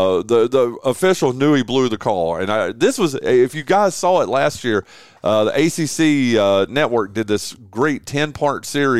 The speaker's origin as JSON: {"language": "English", "area": "Wilkes County", "region": "northwestern North Carolina", "country": "United States", "tie": "born or raised there", "said": "I grew up in northwestern North Carolina. I grew up in Wilkes County."}